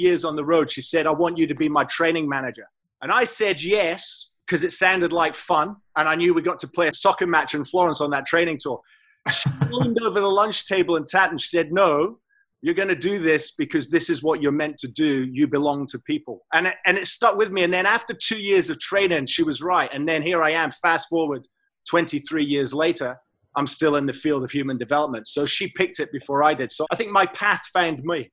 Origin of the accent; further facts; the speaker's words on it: Scotland, United Kingdom; also born or lived in England / Europe; now in Australia; I was born in England, raised in Scotland, nurtured by Europe for 10 years. Matured through several round world trips, and then finally made Australia home